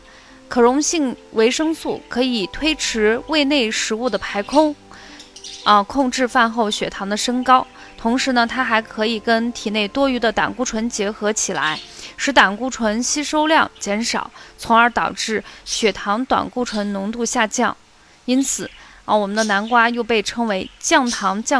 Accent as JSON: {"language": "Chinese", "region": "Qinghai", "country": "China", "tie": "born or raised there", "also_born_or_lived": "Xi'an, Shaanxi (family hometown)", "moved": "yes", "said": "那时候我们还住在青海，妈妈去西安，就是回到我们的老家去旅游一周。"}